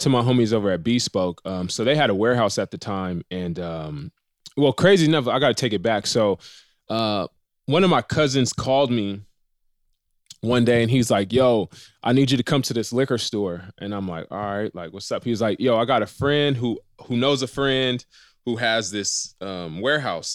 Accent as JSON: {"language": "English", "town": "Riverside", "region": "California", "country": "United States", "said": "I'm from Riverside, uh, the Inland Empire"}